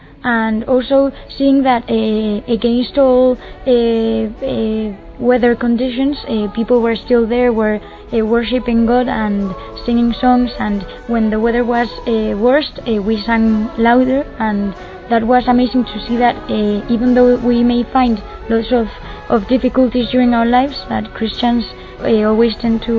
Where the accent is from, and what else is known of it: Madrid, Community of Madrid, Spain; English is a second language